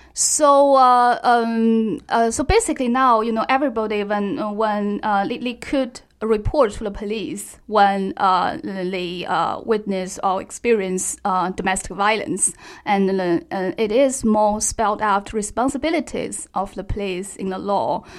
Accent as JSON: {"language": "English", "region": "Xinjiang", "country": "China", "said": "I'm from Xinjiang"}